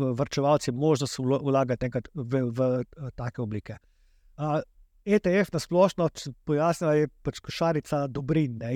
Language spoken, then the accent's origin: Slovenian; Slovenia